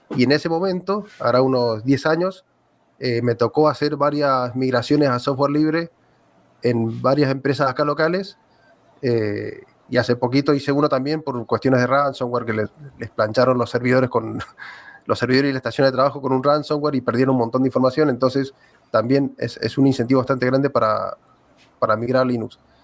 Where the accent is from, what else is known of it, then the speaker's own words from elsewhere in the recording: Argentina; soy de aquí de Argentina.